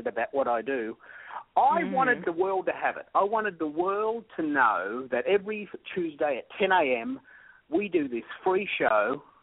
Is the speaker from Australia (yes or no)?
yes; Australia; I'm an Aussie